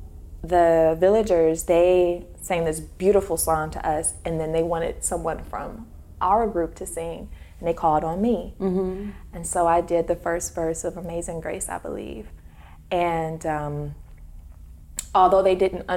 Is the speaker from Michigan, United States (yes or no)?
yes; Detroit, Michigan, United States; I'm from Detroit, so Motown had left the city years ago